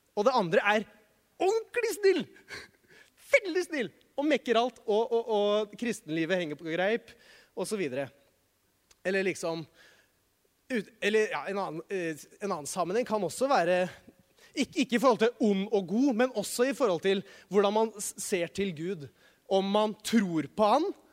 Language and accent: Norwegian; Norway; som nordmann